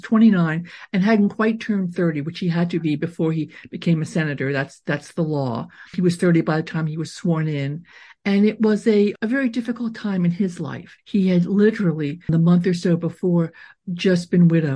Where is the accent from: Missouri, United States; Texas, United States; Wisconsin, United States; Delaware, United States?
Delaware, United States; Wilmington; Both my parents were very much involved in the Jewish community in Delaware, where I grew up in Wilmington